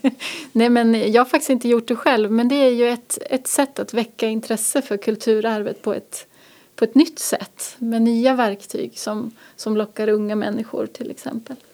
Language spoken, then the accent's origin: Swedish; Norrköping, Östergötland, Sweden; also born or lived in Gothenburg / Umeå / Luleå; now in Härnösand, Sweden; Jag är ju uppvuxen i Norrköping från början och sen har jag bott i Göteborg, Umeå och Luleå.